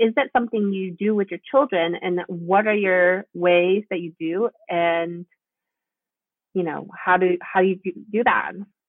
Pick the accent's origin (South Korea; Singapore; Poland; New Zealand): South Korea; now in United States; my upbringing as mostly just Korean, because I grew up in Korea